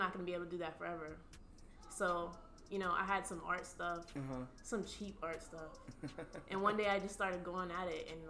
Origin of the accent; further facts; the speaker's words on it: Port St. Lucie, Florida, United States; moved away as an adult; now in Miami, United States; I'm from Port St. Lucie, Florida, but right now I'm living in Miami, and that's kind of where I go to school and do my thing.